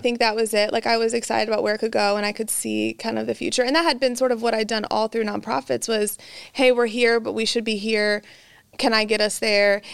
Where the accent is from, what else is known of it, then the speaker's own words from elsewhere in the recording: central Illinois, United States; now in Texas, United States; I'm from Illinois. Um, I'm a Texas transplant, so I'm here for life now. But from, uh, Illinois, a small town in central Illinois